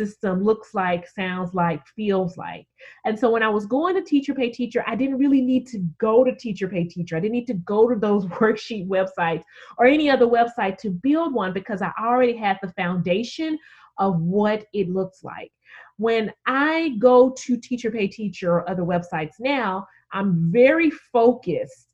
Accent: Memphis, Tennessee, United States; my hometown of Memphis

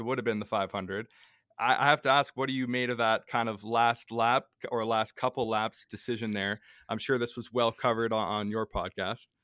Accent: Canada; us being Canadian

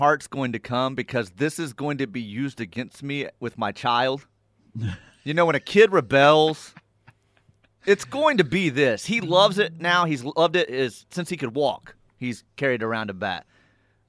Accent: Kennedale, Texas, United States; moved away; also born or lived in Enid, Oklahoma; growing up in Kennedale, Texas, and then on into Enid

